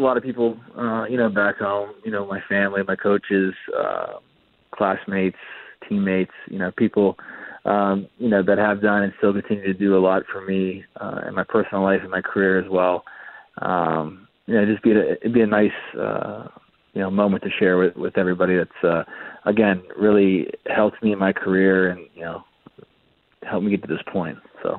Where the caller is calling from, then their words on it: Aurora, Ontario, Canada; I'm calling in from my home in Aurora, Ontario.